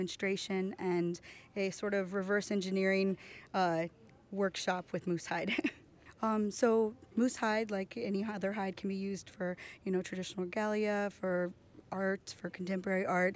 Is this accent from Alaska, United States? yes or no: yes; Chickaloon, Alaska, United States; I'm from Chickaloon, Alaska